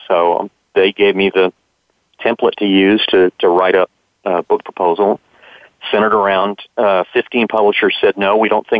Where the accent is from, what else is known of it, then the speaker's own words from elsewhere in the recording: Florida, United States; since I grew up in Florida